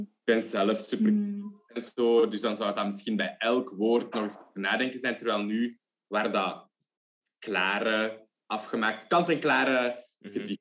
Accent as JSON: {"language": "Dutch", "town": "Leuven", "region": "Flanders", "country": "Belgium", "said": "ik ben ook van Leuven"}